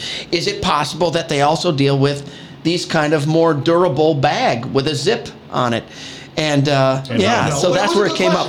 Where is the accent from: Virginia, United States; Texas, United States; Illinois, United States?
Illinois, United States; Chicago; now in Porter County, Indiana, United States; I grew up in Chicago